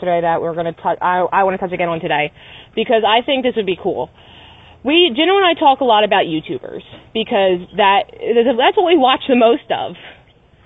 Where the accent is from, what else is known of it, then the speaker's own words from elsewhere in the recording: Philadelphia, Pennsylvania, United States; accent: Philly; my Philly accent only comes out when I'm pissed